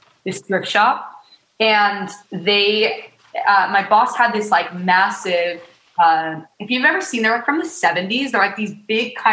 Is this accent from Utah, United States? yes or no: yes; Utah, United States; born or raised there; moved away as an adult; now in Los Angeles, United States